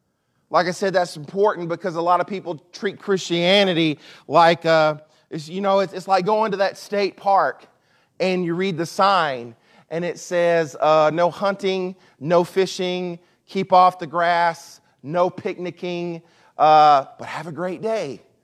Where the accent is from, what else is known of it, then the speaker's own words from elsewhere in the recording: Mississippi, United States; also born or lived in Chicago; So I lived in Chicago for 2.5 years, and I'm from South Mississippi. So I've lost a lot of my accent, but when I went up to Chicago, I had a real deep accent.